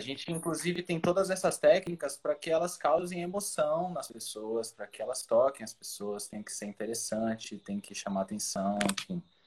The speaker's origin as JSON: {"language": "Portuguese", "region": "São Paulo", "country": "Brazil", "also_born_or_lived": "Salvador", "moved": "yes", "said": "Morava em São Paulo, sou de São Paulo"}